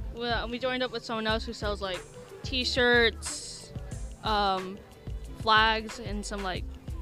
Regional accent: Kennewick, Washington, United States; We're from Kennewick.

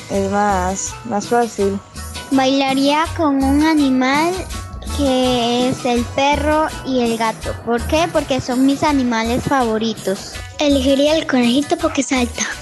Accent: Costa Rica

